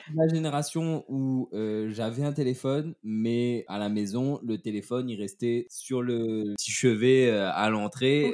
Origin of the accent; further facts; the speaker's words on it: Saint-Leu, Réunion; moved away as an adult; also born or lived in Saint-Pierre, Réunion / Saint-Philippe, Réunion; je suis né à Saint-Pierre et j'ai vécu à mi-temps entre la Chaloupe Saint-Leu et Saint-Philippe, mais plus à la Chaloupe Saint-Leu